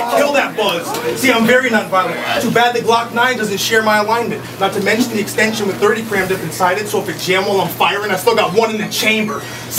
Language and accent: English; Connecticut, United States; Well, I'm from Connecticut